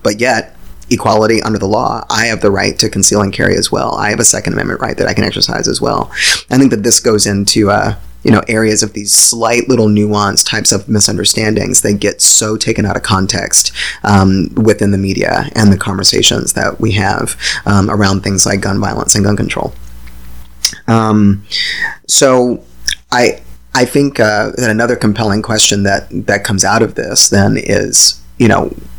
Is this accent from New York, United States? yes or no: no; Virginia, United States; I grew up in Virginia. I grew up in the country of Virginia